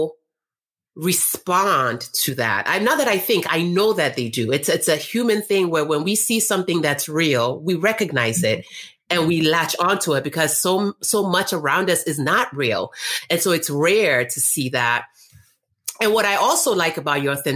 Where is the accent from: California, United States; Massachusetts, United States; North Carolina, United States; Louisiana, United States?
North Carolina, United States; also born or lived in Nigeria; I'm from Nigeria originally, but I grew up in North Carolina.